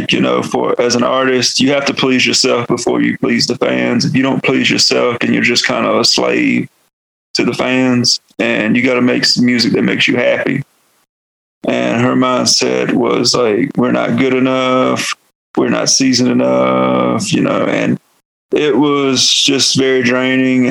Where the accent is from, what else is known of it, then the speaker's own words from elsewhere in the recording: North Carolina, United States; accent: Southern; moved away as an adult; now in New Mexico, United States; I am from North Carolina. I come from the Halawasapani and Nansemond tribes out of North Carolina and Virginia. I am Eastern Woodlands, and also that's why I have a Southern accent.